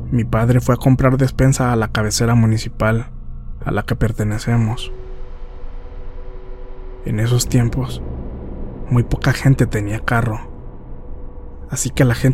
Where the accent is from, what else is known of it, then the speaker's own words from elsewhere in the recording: San Luis Acatlán, Guerrero, Mexico; Toda mi familia y yo somos del estado de Guerrero. Más específicamente, de unos pueblos que pertenecen al municipio de San Luis Acatlán, en la región de Costa Chica.